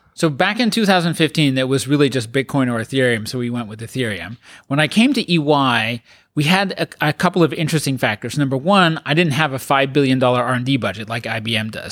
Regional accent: Colorado, United States; also born or lived in England; now in San Francisco, United States; I uh, grew up in mostly in Colorado

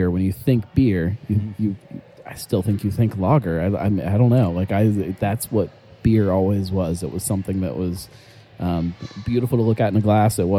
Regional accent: Cleveland, Ohio, United States; hey man, I'm from Cleveland

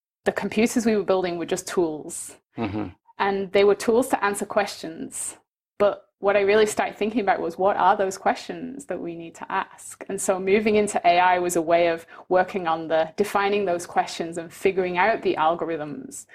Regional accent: Manchester, North West England, United Kingdom; moved away as an adult; also born or lived in Birmingham; now in Canada; I'm originally from Manchester, and I went to school in Birmingham.

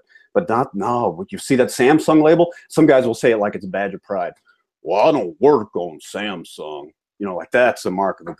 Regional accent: Georgia, United States; now in New Hampshire, United States; By the way, I grew up in Georgia. So when I do things like buy American or die American, okay, I can do that. Okay, I'm a native Southerner, so it's not that I'm, you know, living up here in Yankee land now, which I am. I live in New Hampshire now

